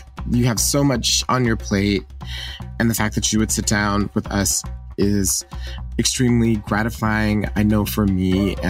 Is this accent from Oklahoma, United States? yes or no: yes; Lawton, Oklahoma, United States; born there; but I actually was born in Oklahoma. I was born in Lawton, Oklahoma, actually Fort Sill.